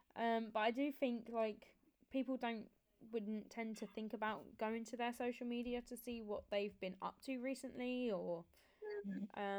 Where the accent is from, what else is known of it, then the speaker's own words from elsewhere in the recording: Kent, South East England, United Kingdom; I'm from Kent